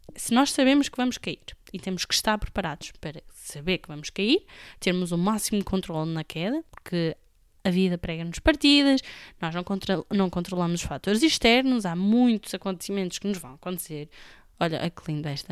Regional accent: Amarante, Norte, Portugal; de Amarante, que é a minha terra natal

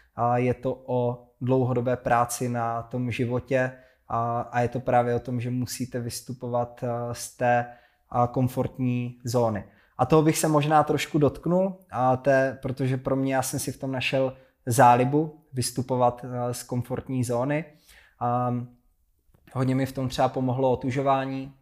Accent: Hranice, Olomouc Region, Czechia; ve městě v Hranicích na Moravě, odkud pocházím

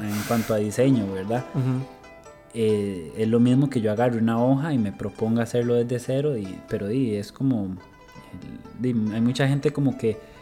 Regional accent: Barva, Heredia, Costa Rica; soy de, de Barba Heredia

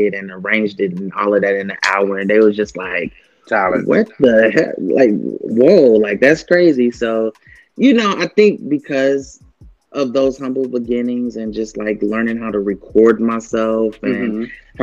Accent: Kentucky, United States; I grew up in Kentucky

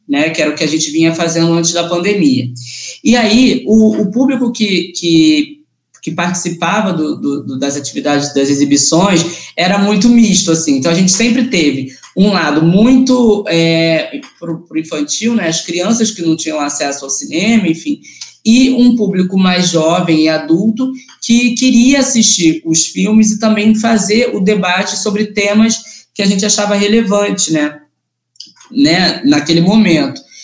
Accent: Mesquita, Rio de Janeiro, Brazil; da Baixada, que é a região que eu nasci, né, que eu fui criado

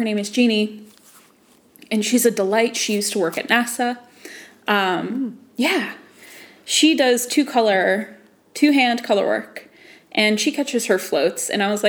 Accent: United States; I'm an American

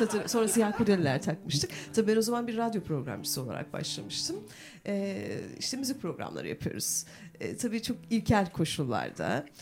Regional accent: Turkey; Aynı köylüyüz biz. Yan yana evlerimiz

